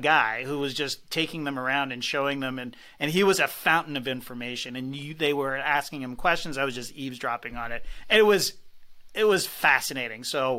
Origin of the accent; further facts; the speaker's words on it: Toronto, Ontario, Canada; also born or lived in London; I do not speak French. I'm from Toronto.